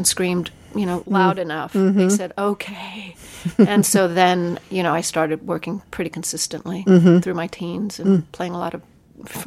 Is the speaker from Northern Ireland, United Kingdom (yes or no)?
no; London, United Kingdom; I was growing up in England at the time, mm. in London